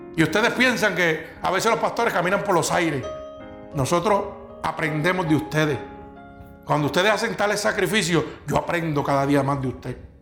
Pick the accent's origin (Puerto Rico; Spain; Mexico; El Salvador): Puerto Rico; Vega Baja; aquí hay gente que somos de Vega Baja